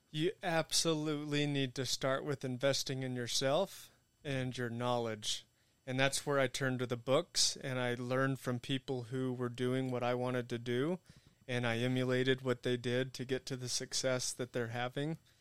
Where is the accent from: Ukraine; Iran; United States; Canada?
United States; Amarillo, Texas; moved away as an adult; I grew up in Amarillo